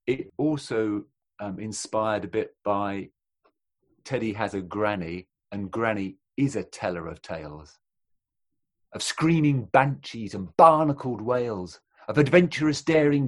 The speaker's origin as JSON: {"language": "English", "region": "England", "country": "United Kingdom", "said": "England, Britain, British"}